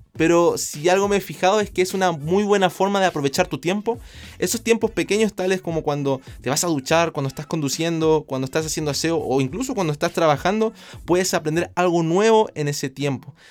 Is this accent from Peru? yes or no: no; Chile; yo vengo de Chile